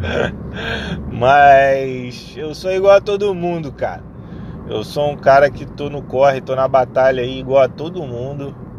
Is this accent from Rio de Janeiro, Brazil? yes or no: yes; Rio de Janeiro, Brazil; Eu sou do Rio de Janeiro